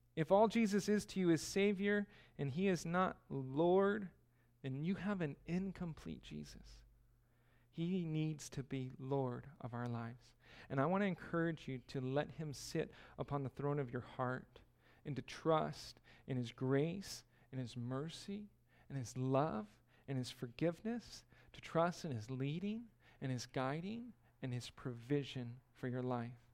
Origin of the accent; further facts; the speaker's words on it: California, United States; moved away; I'm from California